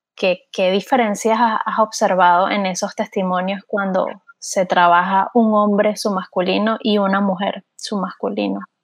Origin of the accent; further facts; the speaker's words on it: Venezuela; now in Texas, United States; nosotras somos, los tres somos venezolanos